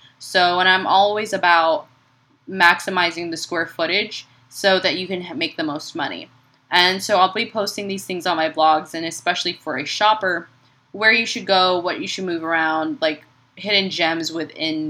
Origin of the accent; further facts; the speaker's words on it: Chicago, Illinois, United States; now in San Antonio, United States; I grew up in Chicago